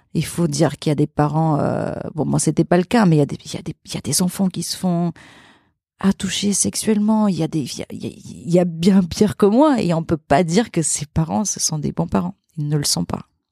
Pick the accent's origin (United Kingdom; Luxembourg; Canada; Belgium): Luxembourg; also born or lived in Portugal; now in Paris, France; j'ai grandi j'ai grandi au Luxembourg mais mais je suis née au Portugal et je suis restée jusqu'à l'âge de mes 5 ans